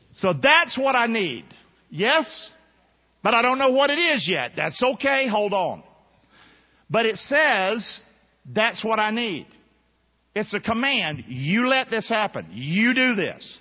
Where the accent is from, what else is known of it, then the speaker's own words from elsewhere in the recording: Rockingham, North Carolina, United States; I'm from Rockingham